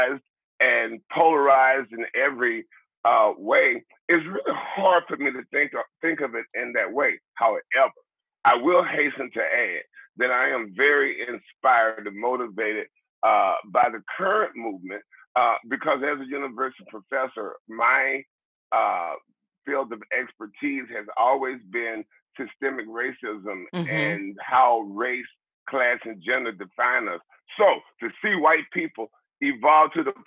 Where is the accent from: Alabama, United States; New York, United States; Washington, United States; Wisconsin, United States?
Alabama, United States; Mobile; now in Nebraska, United States; I was born and raised in Mobile, Alabama